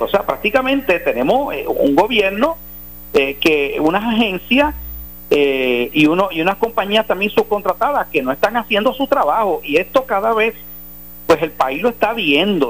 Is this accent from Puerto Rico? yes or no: yes; Puerto Rico; los ciudadanos estadounidenses en Puerto Rico, que somos ciudadanos americanos